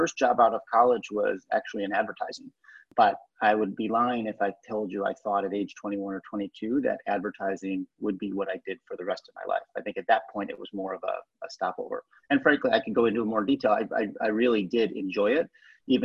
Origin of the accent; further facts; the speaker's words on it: Lockport, New York, United States; moved away as an adult; now in Mumbai, India; I grew up in Western New York, actually a small town called Lockport, New York, that is near Buffalo and Niagara Falls